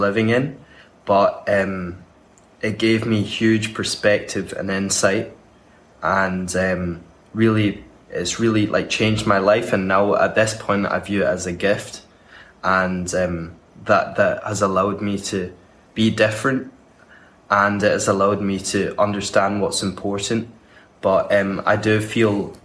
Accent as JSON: {"language": "English", "town": "Glasgow", "region": "Scotland", "country": "United Kingdom", "said": "I'm from Glasgow and I study at St Andrews University"}